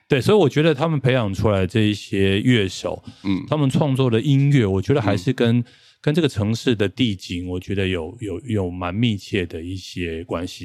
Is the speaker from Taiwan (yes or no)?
yes; Taichung, Taiwan; moved away as an adult; also born or lived in Taipei; 我们两个都是台中人